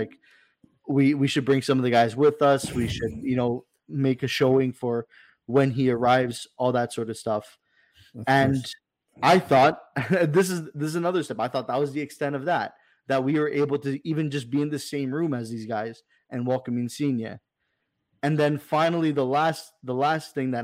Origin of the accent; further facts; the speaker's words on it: Toronto, Ontario, Canada; now he comes to my hometown.